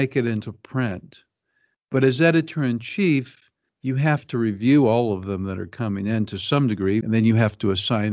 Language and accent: English; Kansas City, Missouri, United States; I grew up in Kansas City, Missouri